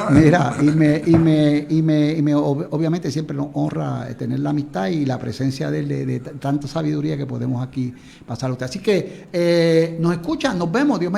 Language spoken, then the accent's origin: Spanish; Puerto Rico; como puertorriqueños tratamos siempre de poner un granito de arena